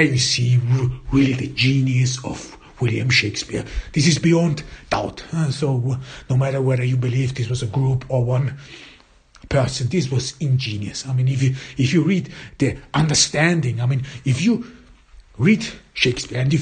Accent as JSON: {"language": "English", "country": "Austria", "tie": "born or raised there", "second_language": "English", "said": "As I grew up in Austria, there your cultural heritage is exactly Goethe, Schiller, and E.T.A. Hoffmann."}